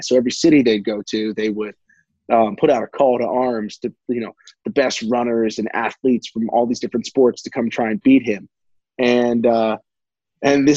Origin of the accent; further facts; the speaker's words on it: Montgomery County, Maryland, United States; I grew up pretty local. I was Montgomery County, Maryland